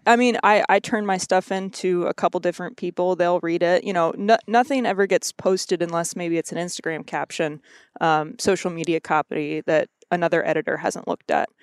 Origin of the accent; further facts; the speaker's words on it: Missouri, United States; also born or lived in Kentucky; I grew up in Missouri. Um, my family's all originally from Kentucky.